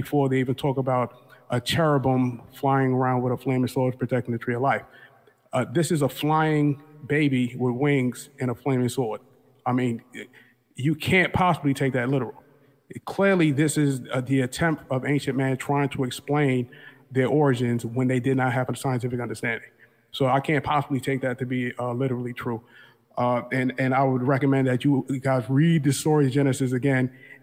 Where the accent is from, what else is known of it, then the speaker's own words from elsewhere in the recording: New York City, New York, United States; also born or lived in Buffalo; I'm really from New York City, but I was in Buffalo for a little while